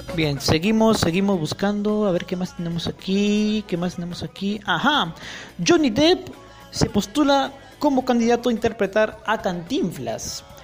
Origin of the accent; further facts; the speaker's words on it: Peru; en mi país aún no han abierto las salas de cine, en Perú